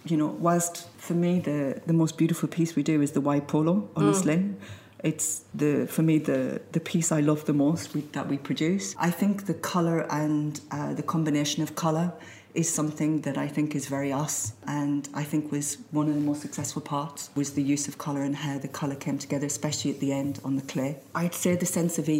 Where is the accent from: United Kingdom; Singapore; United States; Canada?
United Kingdom; Sunderland, North East England; moved away; I was born in the Northeast in an area that was quite depressed.